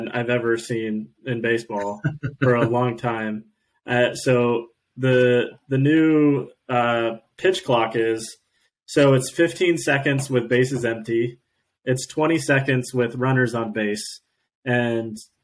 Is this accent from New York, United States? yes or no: no; Eugene, Oregon, United States; When I was growing up in Eugene